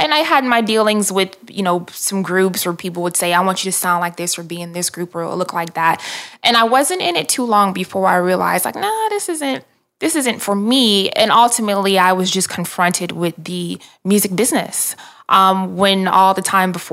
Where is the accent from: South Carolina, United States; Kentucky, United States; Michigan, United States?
Michigan, United States; Detroit; moved away; also born or lived in Atlanta; grew up in Detroit, and my parents and I moved to Atlanta in 1997